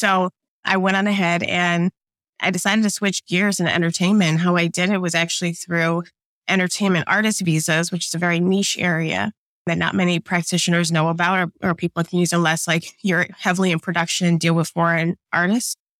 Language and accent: English; suburbs of Illinois, United States; moved away as an adult; also born or lived in New Jersey / New York; now in Atlanta, United States; I actually grew up in the Midwest, okay, as middle American as you can get, in the suburbs of Illinois